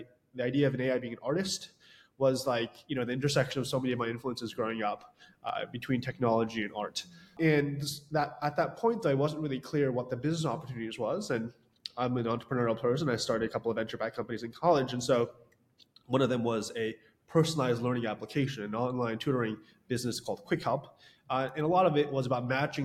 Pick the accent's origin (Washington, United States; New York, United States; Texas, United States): New York, United States; Westchester; I grew up in Westchester, New York